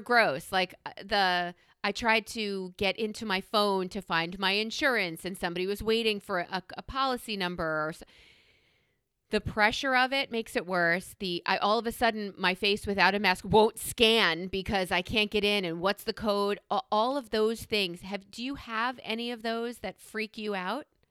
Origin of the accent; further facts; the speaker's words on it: New York, United States; I'm a New Yorker